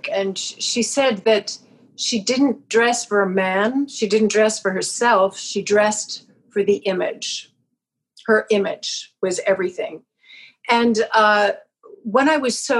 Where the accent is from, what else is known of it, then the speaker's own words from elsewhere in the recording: Vancouver Island, British Columbia, Canada; growing up on Vancouver Island in the 50s and the 60s and the early 70s